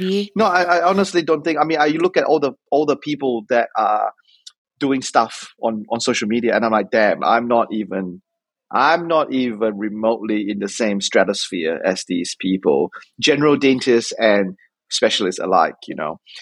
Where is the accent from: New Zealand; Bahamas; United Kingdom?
New Zealand; Auckland; also born or lived in Otago / Australia; I came to Otago from Auckland because I did high school in Auckland